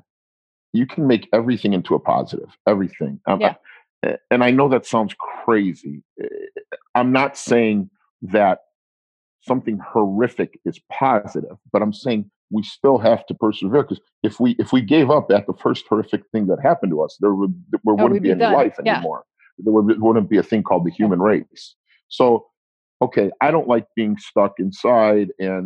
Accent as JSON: {"language": "English", "country": "United States", "said": "My mother and father are not from this country. They're from Italy. 90% of my relatives are from Italy. They were not born here, but we are American"}